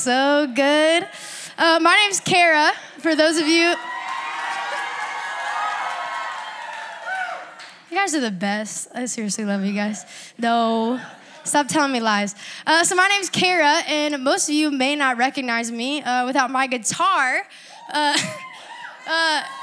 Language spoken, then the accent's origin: English; Panama City Beach, Florida, United States; also born or lived in La Mesa, California; now in Georgia, United States; I grew up and I was raised in Panama City Beach, Florida